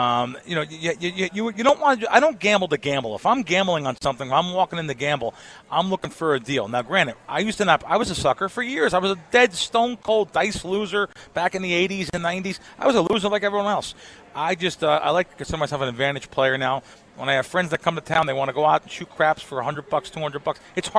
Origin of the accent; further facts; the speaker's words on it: New York City, New York, United States; moved away; also born or lived in Jersey Shore, New Jersey; I grew up back east. I grew up in the Bronx and the Jersey Shore.